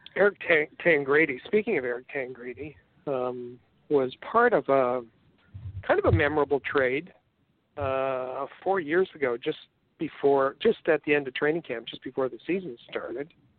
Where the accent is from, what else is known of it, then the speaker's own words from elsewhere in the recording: Canada; accent: Canadian; I've got my whole Canadian accent